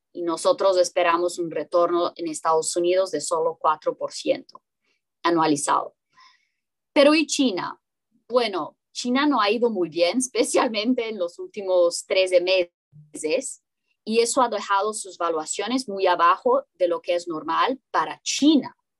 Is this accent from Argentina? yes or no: no; Brazil; Spanish is a second language; Yo soy brasileña